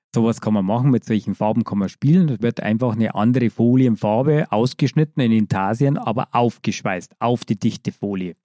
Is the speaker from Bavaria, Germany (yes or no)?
yes; Bavaria, Germany; ich komme aus Bayern, wie man gehört hat.